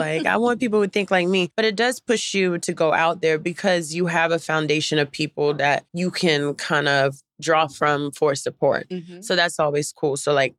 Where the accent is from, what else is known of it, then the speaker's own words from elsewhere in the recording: Durham, North Carolina, United States; Durham, North Carolina.